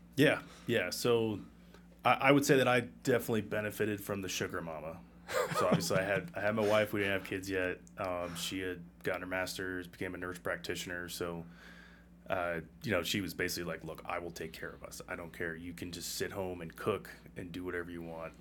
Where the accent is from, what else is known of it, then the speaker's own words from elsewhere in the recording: Massachusetts, United States; moved away as an adult; also born or lived in Colorado / New York / Virginia / Minnesota; I'm from Massachusetts originally, and outside of that, I've been in Colorado, New York, Virginia